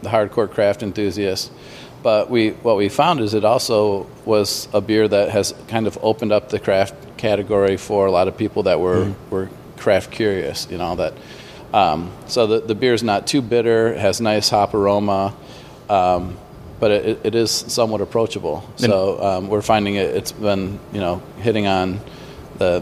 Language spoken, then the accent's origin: English; Grand Rapids, Michigan, United States; I grew up in Grand Rapids, Michigan